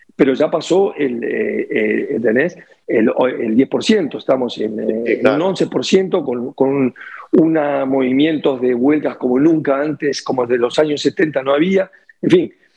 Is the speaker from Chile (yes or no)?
no; Uruguay; yo soy uruguayo